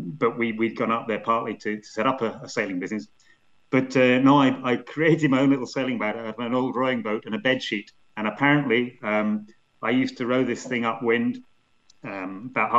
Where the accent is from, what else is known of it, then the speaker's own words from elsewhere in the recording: Scotland, United Kingdom; I have a Welsh grandfather, an Irish grandfather, and I grew up in Scotland